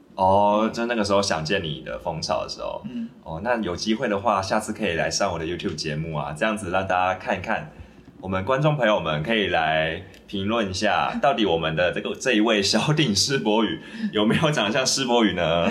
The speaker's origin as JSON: {"language": "Chinese", "country": "Taiwan", "said": "可能台湾台湾我们台湾人去那边可能会觉得说"}